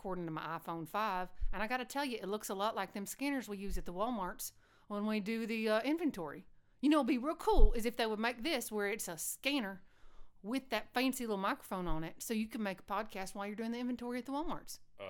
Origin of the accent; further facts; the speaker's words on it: Texas, United States; Oh, I'm from West Texas, sweetheart.